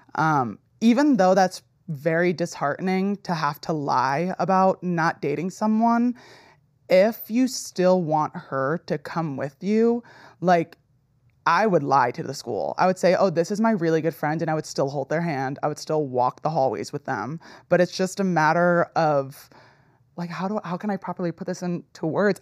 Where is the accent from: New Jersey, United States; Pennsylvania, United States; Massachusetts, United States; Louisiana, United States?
New Jersey, United States; I grew up in New Jersey where it was, like, very liberal